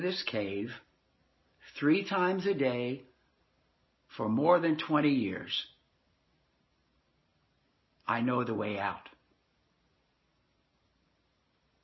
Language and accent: English; Nashville, Tennessee, United States; I grew up in Nashville, Tennessee